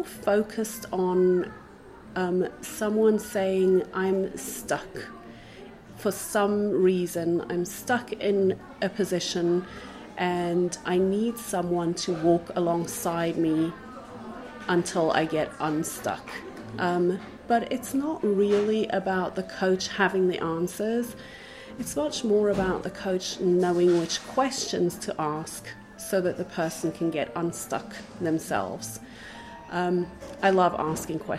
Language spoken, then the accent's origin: English; Johannesburg, Gauteng, South Africa; moved away as an adult; also born or lived in Israel / England / Germany; now in Krakow, Poland; I'm originally from South Africa. I was born in Johannesburg, grew up there, studied.